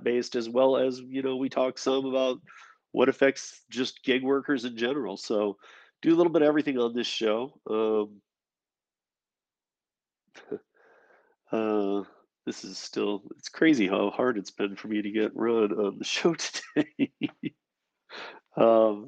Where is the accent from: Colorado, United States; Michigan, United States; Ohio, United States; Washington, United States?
Michigan, United States; From my home state of Michigan